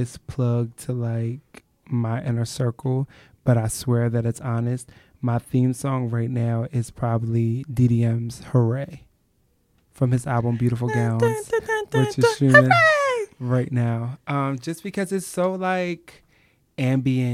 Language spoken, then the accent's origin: English; Eastern Shore, Maryland, United States; I'm actually from a really rural area on the Eastern Shore